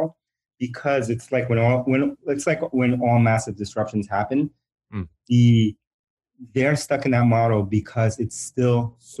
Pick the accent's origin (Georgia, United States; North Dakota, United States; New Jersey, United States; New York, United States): New York, United States; New York City; first language Spanish; English is a second language; also born or lived in Bronx, New York; I was born in the Bronx, New York. And then I grew up, we moved and I grew up largely in Queens, New York